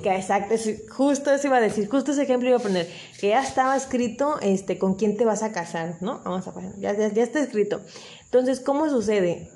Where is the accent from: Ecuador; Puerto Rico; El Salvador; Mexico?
Mexico; Acapulco, Guerrero; yo soy originaria de Acapulco